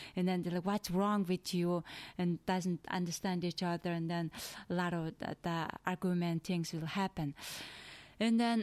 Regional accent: Mongolia; English is a second language; moved away as an adult; now in United States; I'm from Asia, in Eastern.

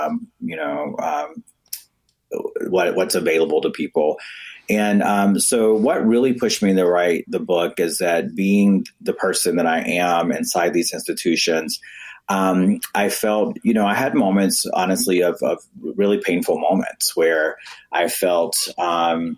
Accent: North Carolina, United States; I'm from the U.S. South, North Carolina specifically

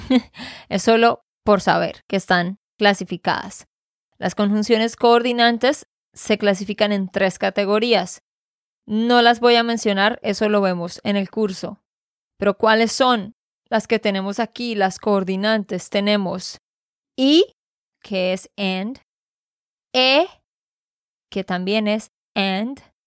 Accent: Santander, Colombia; de Santander, Colombia

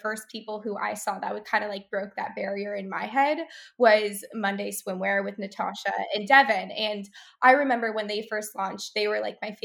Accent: California, United States; I grew up in California

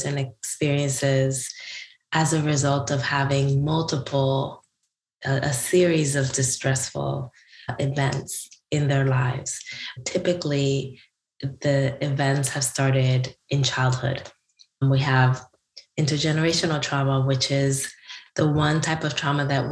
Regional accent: Newark, New Jersey, United States; my hometown of Newark, New Jersey

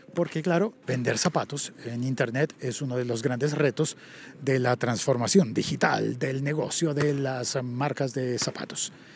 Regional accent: Colombia; el 39 en mi país no corresponde al 39 de otros países

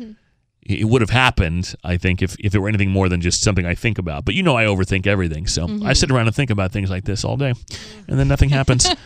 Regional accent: Massachusetts, United States; I was born in Massachusetts

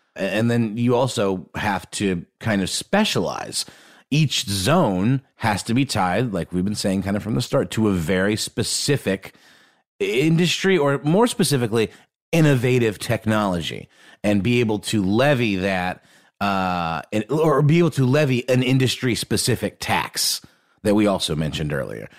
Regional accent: Augusta, Georgia, United States; the Augusta National in Augusta, Georgia, for example, which is where I grew up

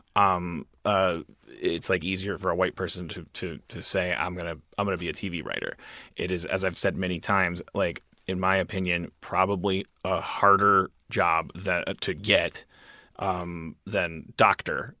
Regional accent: Wisconsin, United States; I'm a white from Wisconsin

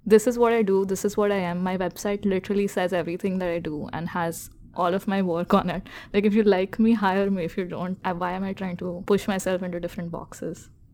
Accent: India; I am Indian

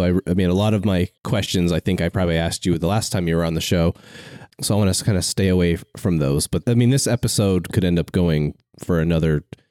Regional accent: Vermont, United States; I grew up in Vermont

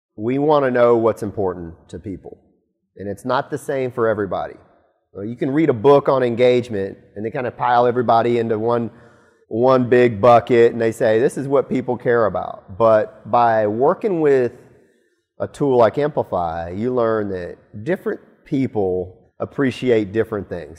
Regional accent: Auburn, Alabama, United States; moved away; I'm from Alabama. I'm from Auburn, Alabama specifically

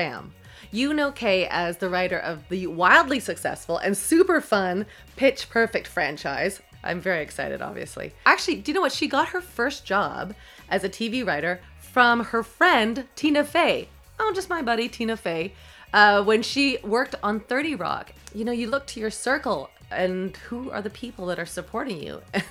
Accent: Toronto, Ontario, Canada; I was from Toronto

